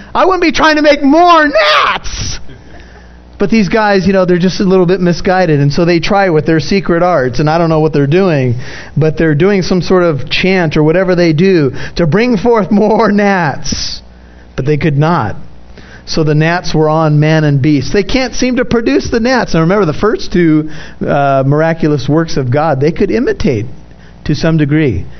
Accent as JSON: {"language": "English", "country": "United States", "said": "I'm an American"}